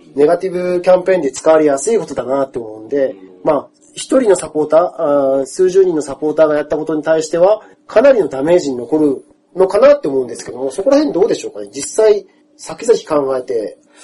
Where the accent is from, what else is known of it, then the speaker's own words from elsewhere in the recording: Kyushu, Japan; 僕ほら、あの、地元九州